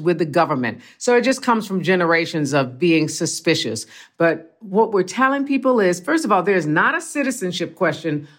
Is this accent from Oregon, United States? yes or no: no; Tulsa, Oklahoma, United States; I'm from Tulsa and my mom's people are from Texas.